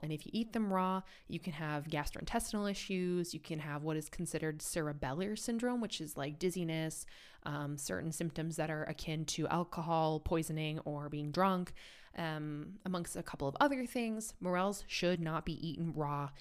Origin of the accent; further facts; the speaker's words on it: United States; now in Europe; an American who lives in Europe